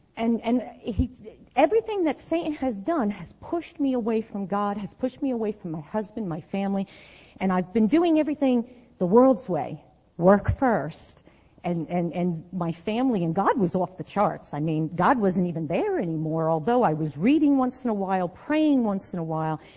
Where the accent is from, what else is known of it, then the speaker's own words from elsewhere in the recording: New Jersey, United States; moved away as an adult; since I left New Jersey